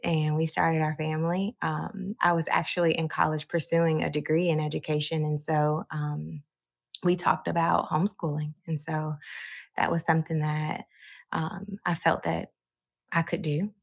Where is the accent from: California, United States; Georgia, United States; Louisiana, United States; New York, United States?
Georgia, United States; also born or lived in Chicago, Illinois; We moved to Georgia by the time I was nine, and I've been here ever since.